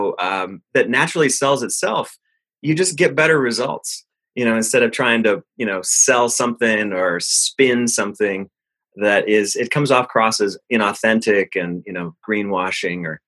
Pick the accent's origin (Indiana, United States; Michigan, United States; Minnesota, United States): Minnesota, United States; also born or lived in Fargo, North Dakota / Boston / Germany; I was born in Fargo, and but grew up in Minnesota